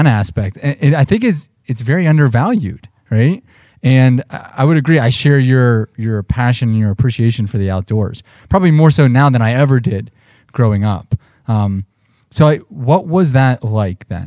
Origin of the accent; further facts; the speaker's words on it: Mars, Pennsylvania, United States; also born or lived in West Virginia; I grew up in Western Pennsylvania as well. I went to high school. I graduated from Mars, before I went to West Virginia